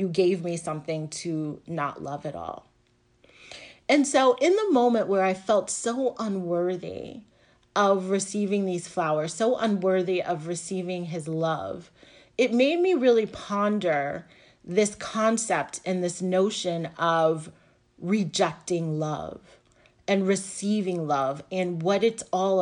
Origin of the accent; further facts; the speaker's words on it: the South, United States; now in New Jersey, United States; I live right now on the Northeast coast, and I grew up in the South